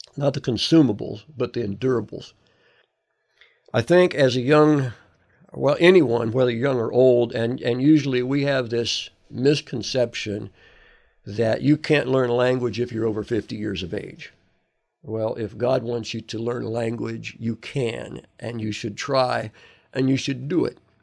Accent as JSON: {"language": "English", "country": "United States", "moved": "as an adult", "said": "I'm from America"}